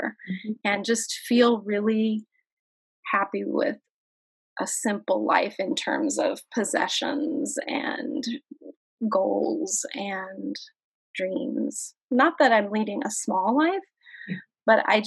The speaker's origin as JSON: {"language": "English", "region": "Kansas", "country": "United States", "said": "I'm from Kansas"}